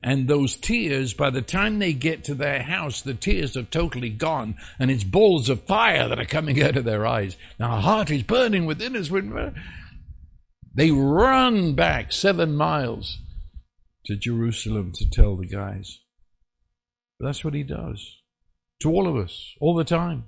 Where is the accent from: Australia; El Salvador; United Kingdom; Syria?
United Kingdom; England; I was raised in England